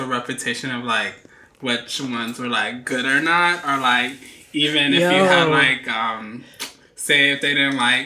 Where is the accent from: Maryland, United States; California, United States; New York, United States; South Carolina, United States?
New York, United States; New York City; also born or lived in Bronx, New York City / Washington Heights, New York City; I'm from New York City originally. I'm born and raised. I grew up in Harlem